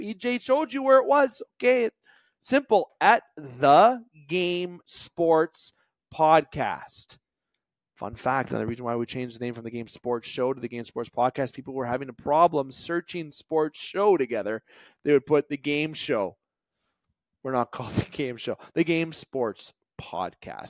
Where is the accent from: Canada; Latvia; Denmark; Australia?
Canada; I am Canadian